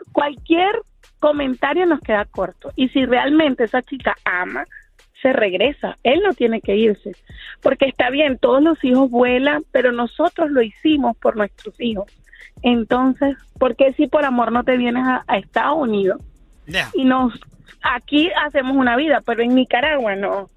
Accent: Venezuela; moved away as an adult; now in United States; Yo soy de Venezuela

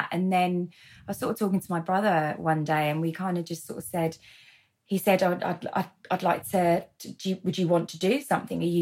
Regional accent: London, United Kingdom; so born and bred in London, and then moved around a fair bit.

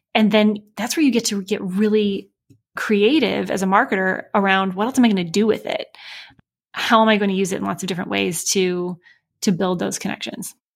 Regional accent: Michigan, United States; moved away as an adult; also born or lived in Chicago; now in Indianapolis, United States; I grew up in Michigan uh, by way of Chicago for a few years before we moved here um, to Indianapolis

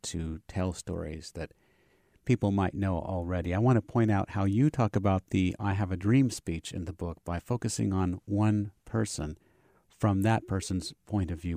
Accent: Savannah, Georgia, United States; I'm from Savannah

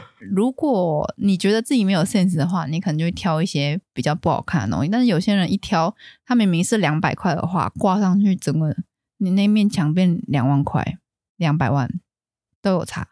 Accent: Taiwan; 我们台湾人都有去过那种有一些婶婶阿姨家

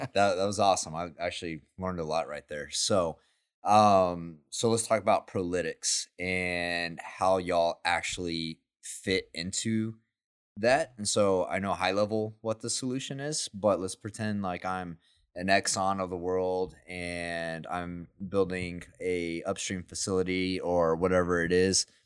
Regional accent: Midland, Texas, United States; now in Houston, United States; I'm from Midland, too

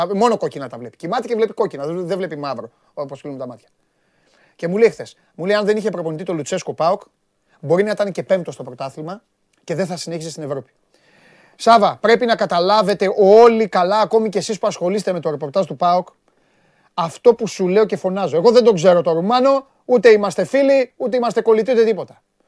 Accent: Greece; ως Έλληνας

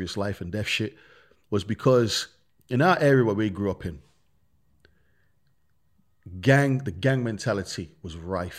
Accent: Birmingham, West Midlands, United Kingdom; Birmingham, when we grew up, like I said, man, we grew up in the ghetto. We grew up in the real slums. We grew up in Handsworth.

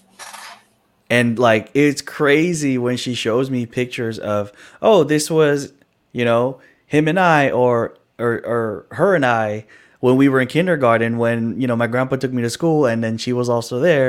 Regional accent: Chicago, Illinois, United States; also born or lived in California; I grew up, I was born in California, right? I grew up in the city of Chicago

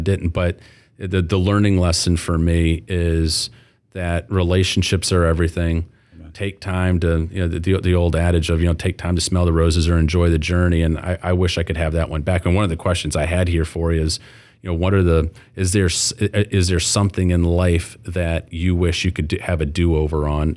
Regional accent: Flint, Michigan, United States; moved away; as a former Flint guy

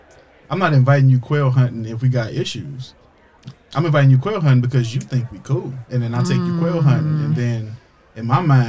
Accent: Midwest, United States; I'm from the Midwest.

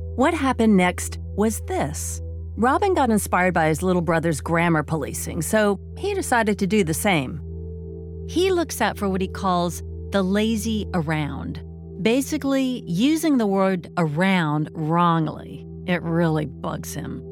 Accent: Oakton, Virginia, United States; born or raised there; also born or lived in Fort Belvoir, Virginia

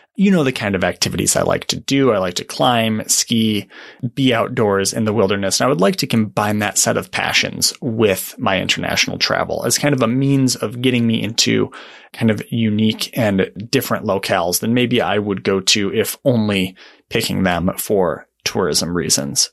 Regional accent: Michigan, United States; moved away as an adult; now in Oregon, United States; I grew up in Michigan, uh, moved to Oregon to take a job, uh, at the Oregonian and Oregon Live.

